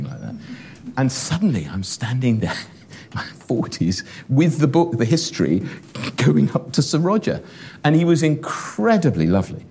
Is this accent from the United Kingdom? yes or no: yes; Shropshire, West Midlands, United Kingdom; So growing up in Shropshire, where, as I said, not a great deal happened